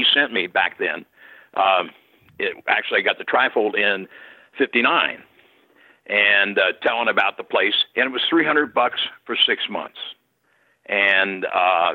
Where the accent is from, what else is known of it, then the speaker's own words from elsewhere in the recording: Cincinnati, Ohio, United States; Cincinnati, my hometown